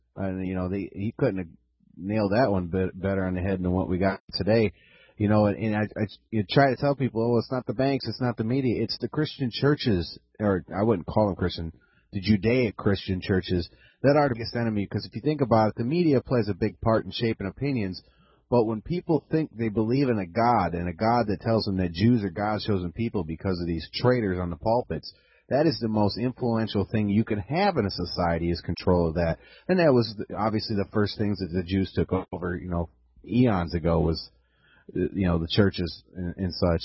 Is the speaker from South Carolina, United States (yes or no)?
no; Wisconsin, United States; moved away; that's my home state, and even though I'm not up there